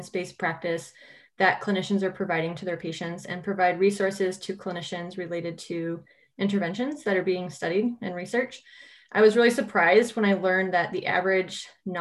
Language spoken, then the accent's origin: English; California, United States; moved away as an adult; also born or lived in Iowa / Minnesota; I'm originally from California. I moved to the Midwest for undergraduate in Iowa